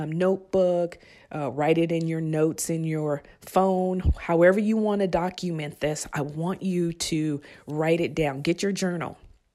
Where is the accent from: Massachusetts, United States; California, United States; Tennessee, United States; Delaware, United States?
California, United States; Bayo Vista; I grew up in Bayo Vista, which is a project government assistant area.